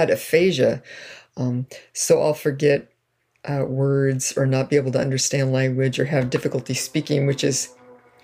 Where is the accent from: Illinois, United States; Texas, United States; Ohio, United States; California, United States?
California, United States; Fresno; I was born in Fresno